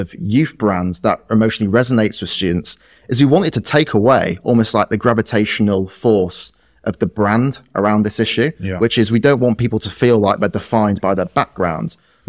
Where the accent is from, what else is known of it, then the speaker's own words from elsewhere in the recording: Yorkshire and the Humber, United Kingdom; someone like me growing up in West Yorkshire would have worked in a cotton mill or maybe gone down the pit in Sheffield.